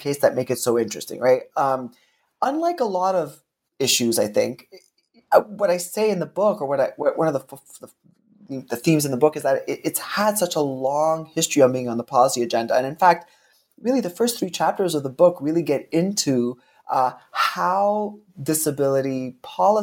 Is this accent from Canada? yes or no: yes; Canada; also born or lived in Seattle, United States / Oxford, United Kingdom; I was trained in the United States, even though I'm Canadian